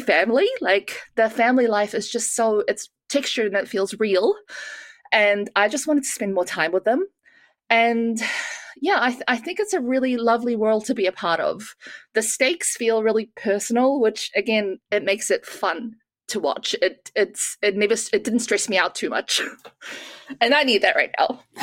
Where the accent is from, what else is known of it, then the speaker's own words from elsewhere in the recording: New Zealand; moved away; I grew up in New Zealand